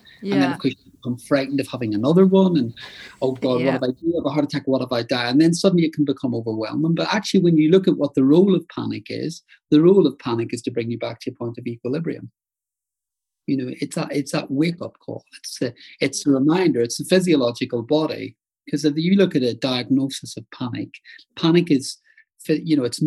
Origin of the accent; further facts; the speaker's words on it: Northern Ireland, United Kingdom; moved away; I grew up in Northern Ireland